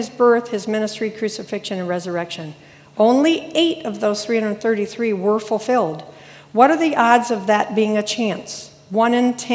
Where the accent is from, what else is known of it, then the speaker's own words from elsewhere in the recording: Akron, Ohio, United States; My parents were from Akron. I was born in Akron.